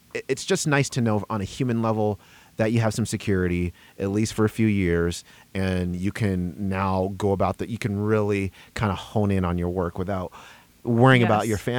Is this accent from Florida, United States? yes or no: no; Denver, Colorado, United States; I was born and raised in Denver, and this was a medium-sized city when I was